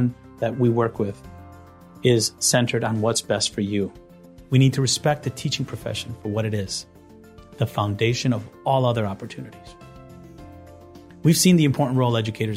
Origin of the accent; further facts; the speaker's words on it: Meriden, Connecticut, United States; I was blessed to attend public schools in my hometown of Meriden, Connecticut